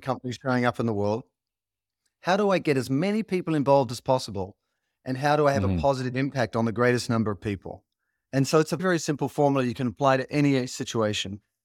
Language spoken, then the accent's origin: English; Australia; as an Australian, you grow up with this idea of being a mate